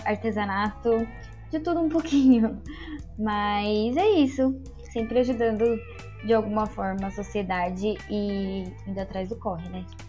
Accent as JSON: {"language": "Portuguese", "region": "São Paulo", "country": "Brazil", "said": "do fundão também, da Zona Leste de São Paulo."}